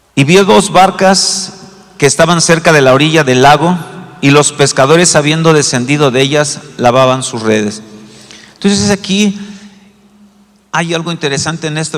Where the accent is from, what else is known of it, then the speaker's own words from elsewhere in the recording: Mexico City, Mexico; yo como buen chilango